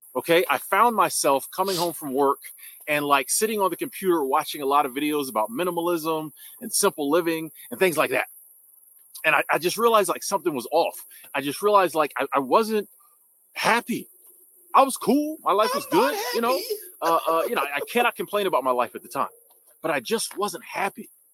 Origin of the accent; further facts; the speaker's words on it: United States; I'm from America